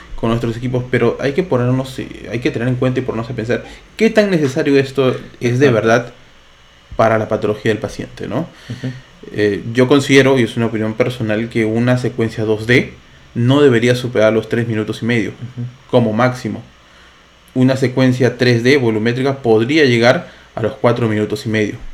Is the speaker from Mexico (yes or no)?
no; Lima, Peru; Ambos somos de Lima, Perú